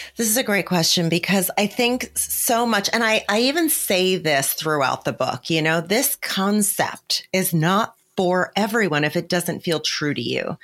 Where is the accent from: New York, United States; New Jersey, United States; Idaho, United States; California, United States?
New Jersey, United States; I grew up in poverty in New Jersey, not fancy New Jersey where I live today, where we live today, but in, you know, in a different area of New Jersey.